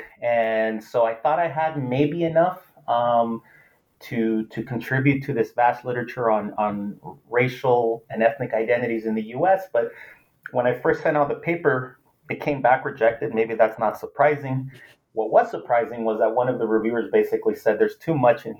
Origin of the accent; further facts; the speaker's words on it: Los Angeles, California, United States; first language Spanish; English is a second language; I'm originally from Los Angeles